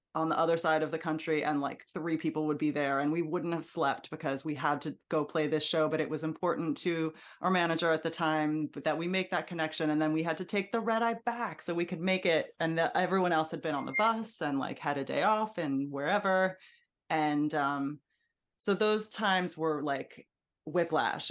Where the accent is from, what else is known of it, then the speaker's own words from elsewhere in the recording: Hudson Valley, New York, United States; also born or lived in Brooklyn, New York; we moved to the Hudson Valley